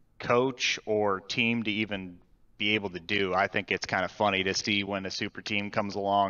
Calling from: Cleveland, Ohio, United States; is calling from Cleveland, Ohio.

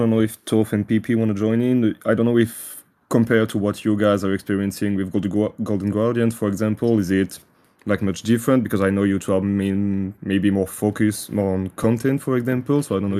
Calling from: France; I'm calling from France.

